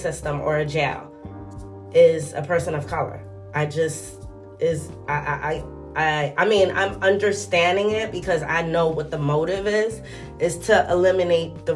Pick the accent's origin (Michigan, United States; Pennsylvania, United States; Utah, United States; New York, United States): New York, United States; I'm from New York